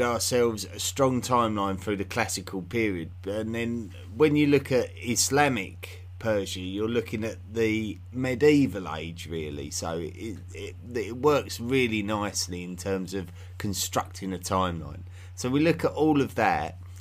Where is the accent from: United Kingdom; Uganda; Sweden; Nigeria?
United Kingdom; England; I have an unusual accent in the fact that I'm from England